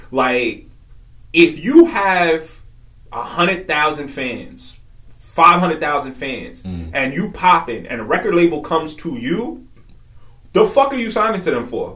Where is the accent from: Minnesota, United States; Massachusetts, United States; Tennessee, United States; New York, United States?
New York, United States; moved away as an adult; also born or lived in Virginia; I originally was born and raised in New York. Grew up there